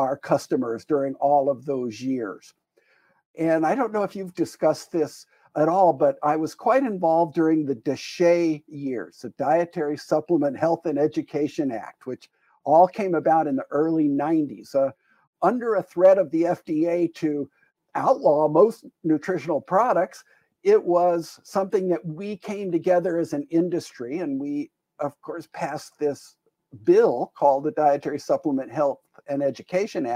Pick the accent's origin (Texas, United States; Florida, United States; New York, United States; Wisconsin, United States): Wisconsin, United States; Green Bay; we moved back to my hometown in Green Bay, Wisconsin